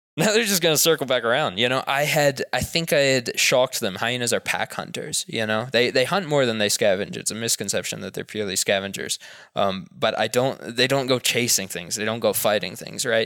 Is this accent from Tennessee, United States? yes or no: yes; Knoxville, Tennessee, United States; moved away; also born or lived in Texas / Africa; growing up in the suburbs in Knoxville, Tennessee